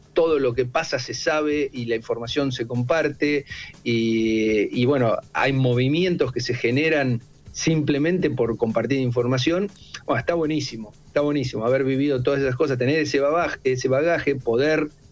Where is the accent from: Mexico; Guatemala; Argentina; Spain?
Argentina; Olavarría, Buenos Aires Province; also born or lived in Tandil; now in Buenos Aires, Argentina; mi hermano y yo somos de Olavarría